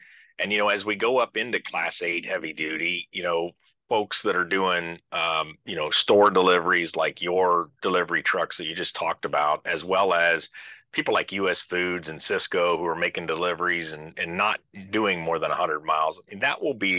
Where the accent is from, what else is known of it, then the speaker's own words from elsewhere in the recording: Midwest, United States; I'm from the Midwest, we call them sodas. or I guess maybe I should say pop would be more what I heard as a kid.